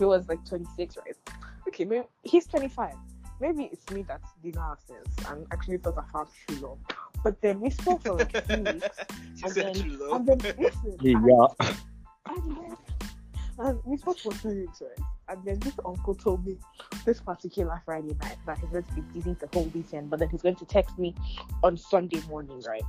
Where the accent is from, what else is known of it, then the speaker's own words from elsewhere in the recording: Nigeria; Being a Nigerian living in Nigeria